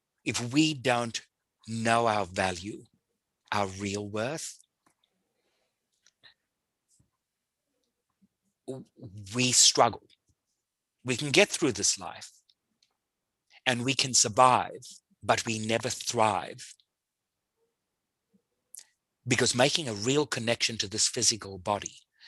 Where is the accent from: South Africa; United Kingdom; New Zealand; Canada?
South Africa; I grew up in South Africa.